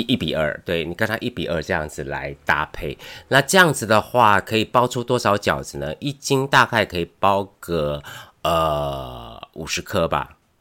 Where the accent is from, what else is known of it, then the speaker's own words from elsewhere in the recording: Taiwan; 对我们台湾人来说